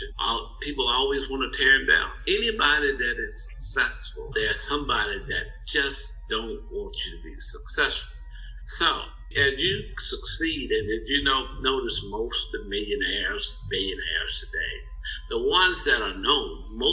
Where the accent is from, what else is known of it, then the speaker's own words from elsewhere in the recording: Mississippi, United States; moved away as an adult; now in Louisville, United States; growing up in Mississippi, it was good to be under the radar.